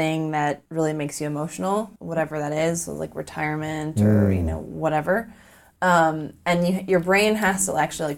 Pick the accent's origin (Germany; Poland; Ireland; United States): United States; Minnesota; moved away; I grew up with in Minnesota since I was 7 years old